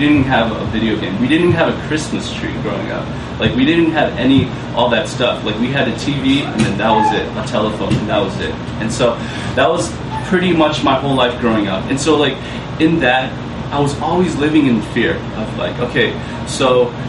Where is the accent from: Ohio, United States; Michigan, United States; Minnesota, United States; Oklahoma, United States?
Minnesota, United States; Minneapolis; born there; I was born in Minneapolis, up north where it's cold and it's like 8 months winter and 2 months of summer